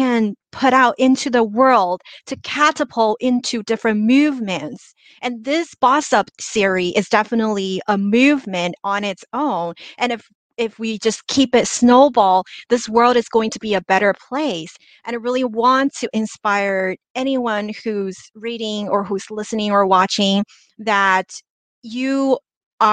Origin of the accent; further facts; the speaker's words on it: China; now in Los Angeles, United States; I grew up in China, immigrated to the US